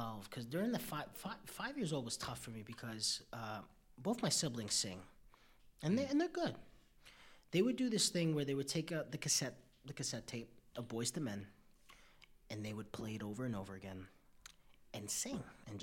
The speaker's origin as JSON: {"language": "English", "town": "New York City", "region": "New York", "country": "United States", "tie": "born or raised there", "said": "I came out the womb on Upper East Side"}